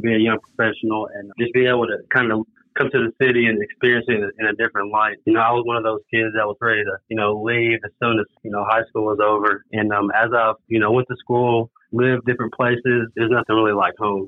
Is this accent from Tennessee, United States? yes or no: yes; Kingsport, Tennessee, United States; also born or lived in New Orleans; growing up in Kingsport, doing Lynn Garden to Johnsonville Middle School, Dobbins Bennett to Tennessee